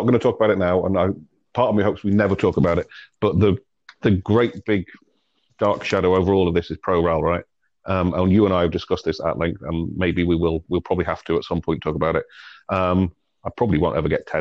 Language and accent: English; England, United Kingdom; I come from England